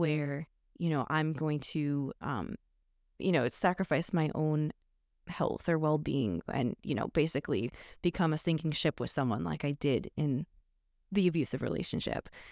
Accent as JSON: {"language": "English", "area": "northwest suburbs of Chicago", "region": "Illinois", "country": "United States", "tie": "born or raised there", "moved": "yes", "said": "still a Chicago suburb. So, yeah. but yeah, I grew up there"}